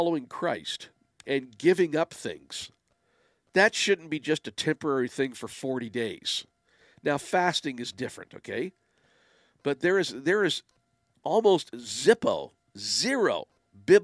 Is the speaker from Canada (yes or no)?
yes; Windsor, Ontario, Canada; now in Ottawa, Canada; Windsor's my hometown